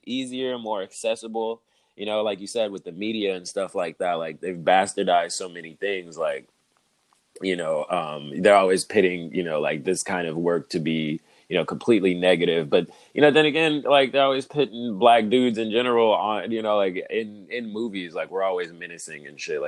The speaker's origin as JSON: {"language": "English", "town": "Los Angeles", "region": "California", "country": "United States", "tie": "born or raised there", "said": "I grew up in South Central"}